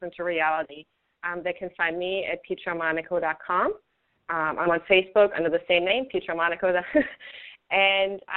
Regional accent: Germany; English is a second language; now in United States; I grew up in Germany, which is a very different culture.

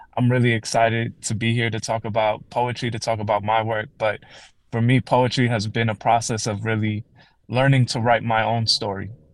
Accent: Calumet City, Illinois, United States; I grew up in Calumet City, Illinois, which is a south suburb of Chicago

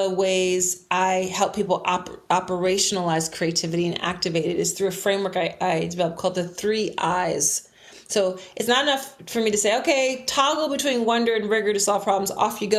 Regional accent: Philadelphia, Pennsylvania, United States; I am a resident of Philadelphia, which is also the city where I was born and raised

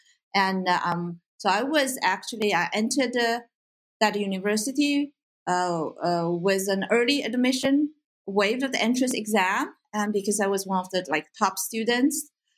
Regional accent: Suzhou, Jiangsu, China; English is a second language; moved away as an adult; also born or lived in Beijing, China / Pittsburgh, United States; now in United States; I was born raised in Suzhou, actually a very beautiful city in China.

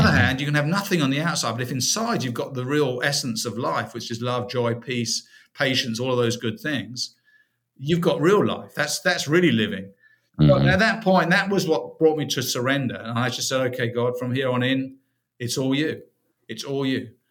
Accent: United Kingdom; moved away as an adult; now in United States; originally from uh, the UK, first 44 years of my life were in the UK

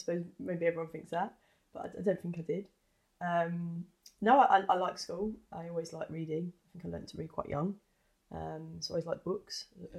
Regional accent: London, United Kingdom; growing up in East London. Most of the kids I went to school with, everyone's parents, everyone was a West Ham fan.

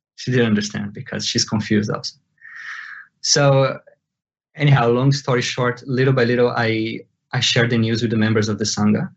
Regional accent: Brazil; born or raised there; first language Portuguese; English is a second language

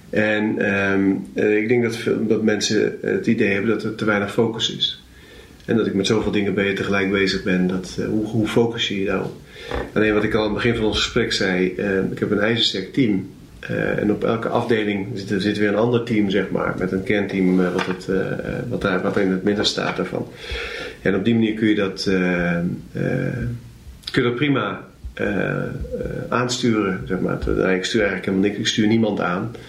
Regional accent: Zwolle, Overijssel, Netherlands; Waar ben je opgegroeid? Hier in Zwolle.

